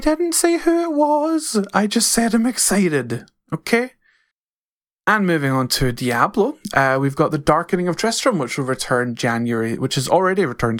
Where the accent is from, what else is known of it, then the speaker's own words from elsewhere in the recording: Scotland, United Kingdom; I'm Scottish, but I would consider myself completely different from other people in Scotland